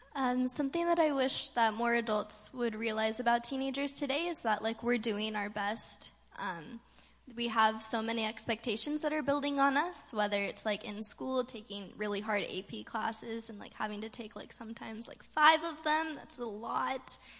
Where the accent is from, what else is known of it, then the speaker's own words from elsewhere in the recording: California, United States; growing up in California, we don't have a lot of storms